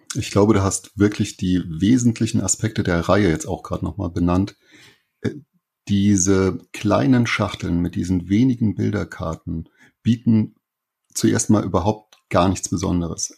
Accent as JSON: {"language": "German", "region": "Saarland", "country": "Germany", "said": "ich komme aus dem Saarland"}